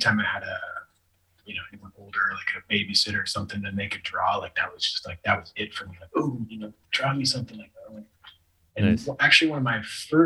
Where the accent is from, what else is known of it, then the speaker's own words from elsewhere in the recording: San Francisco Bay Area, California, United States; also born or lived in Santa Cruz, California / Ashland, Oregon / Hermosa Beach, California / Los Angeles, California; my mom and I moved just south of San Francisco, and I lived there for most of my childhood.